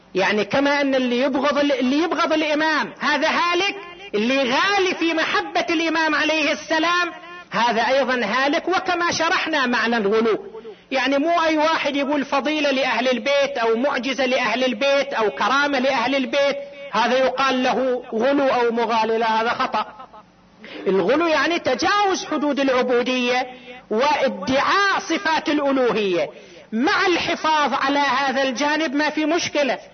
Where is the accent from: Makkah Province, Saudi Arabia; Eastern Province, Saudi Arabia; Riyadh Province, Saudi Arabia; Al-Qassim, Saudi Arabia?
Eastern Province, Saudi Arabia; Qatif; هنا عندنا في القطيف